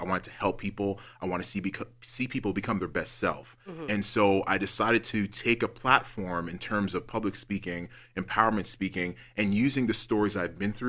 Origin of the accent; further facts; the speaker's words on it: Toronto, Ontario, Canada; Growing up in Rexdale, there is so many people there that are loving, that are caring, just regular people who want to see the best for their families.